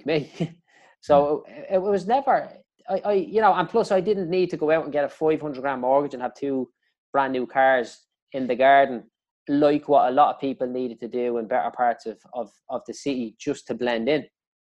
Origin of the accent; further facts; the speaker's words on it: Dublin, Leinster, Ireland; I grew up in Clondalkin